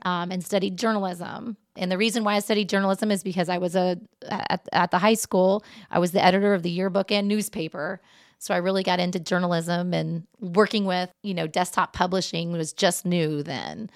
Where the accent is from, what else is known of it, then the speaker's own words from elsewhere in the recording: Mexico, Indiana, United States; I'm from Mexico, Indiana originally